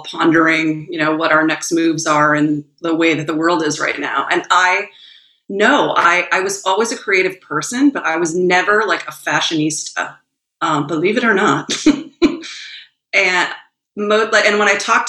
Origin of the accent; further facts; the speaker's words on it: Sylvania, Ohio, United States; moved away; I grew up in Sylvania, Ohio, which is right outside Toledo. I'm a Midwesterner.